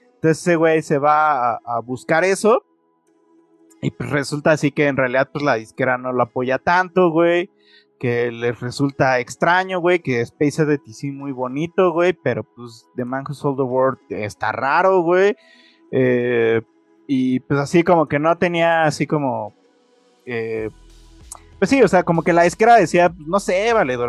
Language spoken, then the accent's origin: Spanish; Mexico